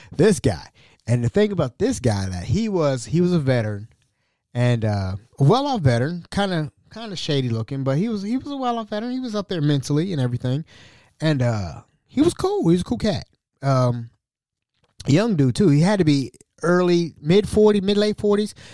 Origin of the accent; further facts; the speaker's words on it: Hamilton, Ohio, United States; I'm from Hamilton, Ohio, right? I'm from Hamilton